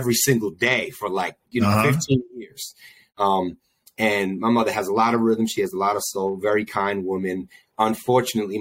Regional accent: Albany, New York, United States; Born and raised in Albany, New York, the 518

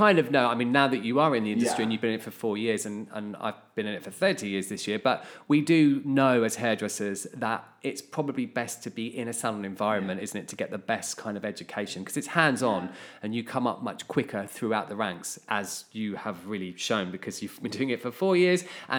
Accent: Hertfordshire, East of England, United Kingdom; Strangely, because we obviously are sisters, I am from Hertfordshire too.

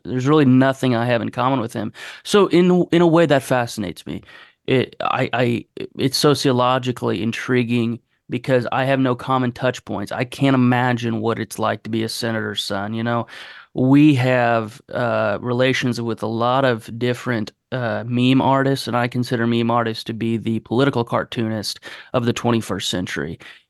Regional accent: Illinois, United States; born there; I was born in Illinois in 1996, and Illinois in 1996 was like dominated by Michael Jordan.

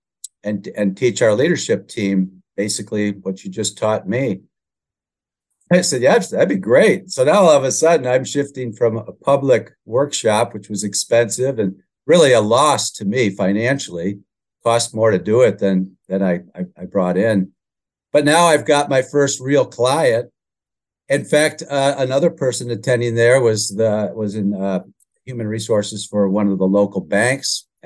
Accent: Grand Rapids, Michigan, United States; my hometown of Grand Rapids, Michigan, in employee relations.

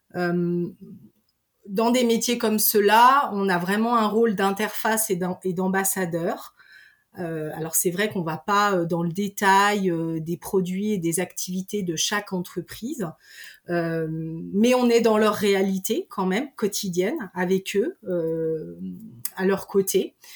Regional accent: Pays de Savoie, Auvergne-Rhône-Alpes, France; je suis originaire euh, des pays de Savoie.

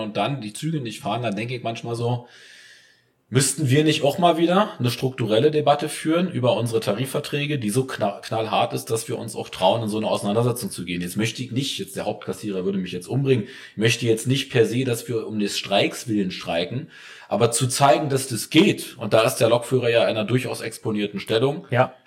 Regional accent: East Germany, Germany; auch wenn ich leider aussehe wie ein Biodeutscher, bin ich ein Ostdeutscher

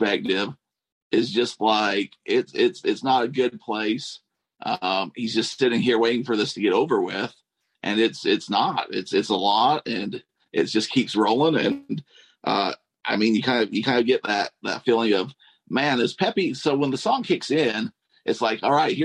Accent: Nephi, Utah, United States; Growing up in Nephi, at least at the time we grew up

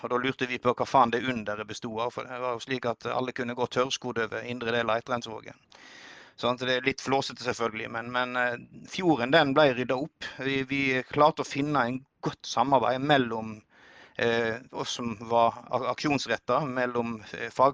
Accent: Odda, Vestland, Norway; jeg vokste opp inn i Hardanger, Odda

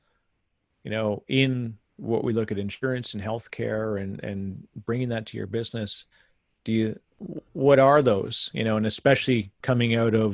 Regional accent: Canada; I'm Canadian

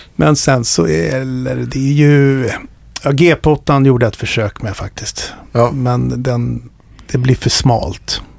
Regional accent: Stockholm, Stockholm County, Sweden; jag växte upp i Stockholm

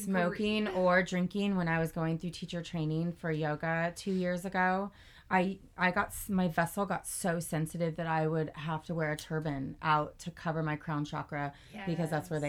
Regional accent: Glendora, California, United States; moved away as an adult; now in San Diego, United States; Covina, California is just south of where I grew up in Glendora. Mm-hmm. I haven't thrown out a G-Town yet. So, Glendora is at the base of the foothills, about 35 minutes northeast of downtown LA.

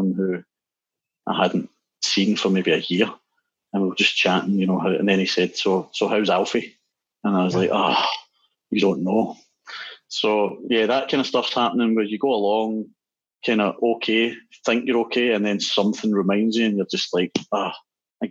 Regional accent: Glasgow, Scotland, United Kingdom; from Glasgow

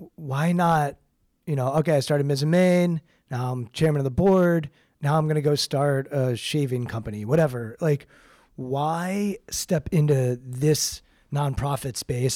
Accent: Washington, District of Columbia, United States; I grew up outside of Washington, D C

